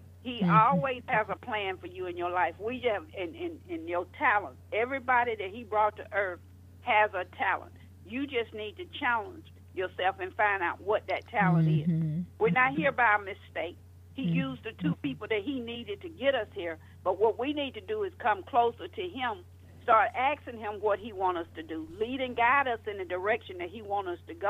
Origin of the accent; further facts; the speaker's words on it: Georgia, United States; also born or lived in Florida; I got married at 18, divorced at 21, was in Florida, down there by myself. I came from Georgia.